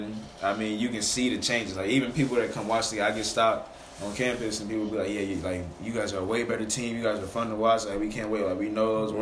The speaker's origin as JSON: {"language": "English", "town": "St. Louis", "region": "Missouri", "country": "United States", "tie": "born or raised there", "said": "growing up in St. Louis, playing in St. Louis"}